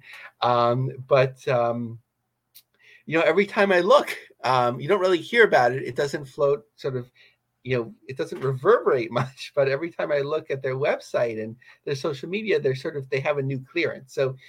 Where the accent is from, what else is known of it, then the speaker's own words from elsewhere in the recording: New York, United States; as a New Yorker